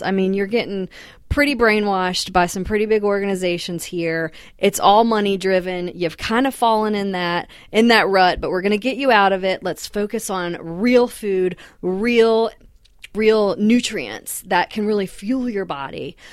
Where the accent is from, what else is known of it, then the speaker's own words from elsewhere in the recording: the South, United States; also born or lived in Massachusetts; I'd always grown up in the South